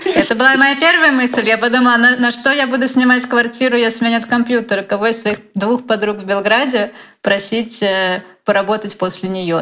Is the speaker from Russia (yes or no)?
yes; Moscow, Russia; я же из Москвы